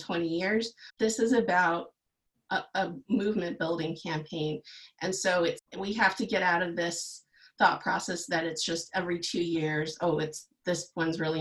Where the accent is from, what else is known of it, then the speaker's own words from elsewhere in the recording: San Antonio, Texas, United States; moved away as an adult; now in North Reading, United States; I grew up in South Texas, in San Antonio, Texas